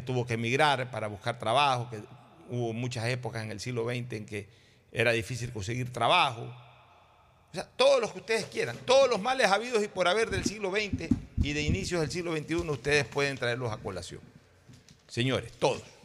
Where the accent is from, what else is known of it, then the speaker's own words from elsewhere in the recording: Guayaquil, Guayas, Ecuador; Yo hoy acá en Guayaquil ya casi no quiero estar y soy esencialmente guayaquileño